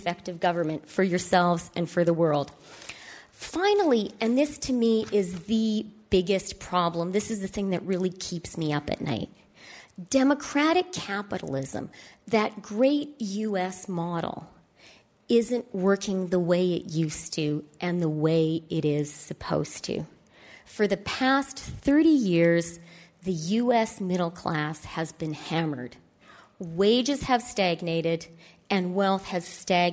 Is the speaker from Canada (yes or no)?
yes; Canada; as a Canadian